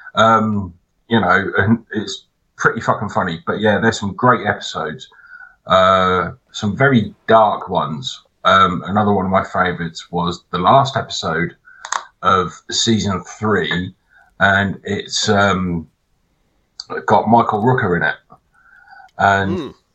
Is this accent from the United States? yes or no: no; England, United Kingdom; I'm English